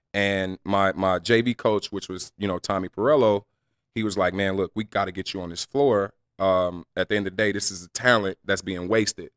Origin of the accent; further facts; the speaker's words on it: Las Vegas, Nevada, United States; I'm from Las Vegas